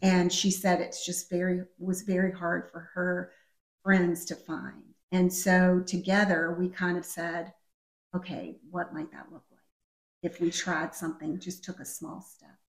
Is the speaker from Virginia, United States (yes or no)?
yes; Richmond, Virginia, United States; I grew up here in Richmond